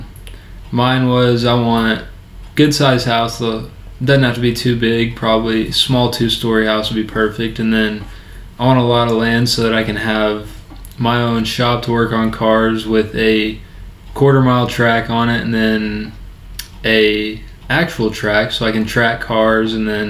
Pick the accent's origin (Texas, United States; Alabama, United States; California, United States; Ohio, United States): Texas, United States; Texas Panhandle, United States; Growing up in Texas Panhandle, my great-grandfather used to own a dirt track racing company